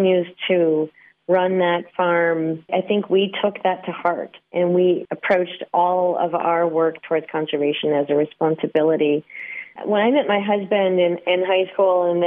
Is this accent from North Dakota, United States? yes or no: yes; central North Dakota, United States; I grew up a farm kid on a small cattle ranch in the central part of North Dakota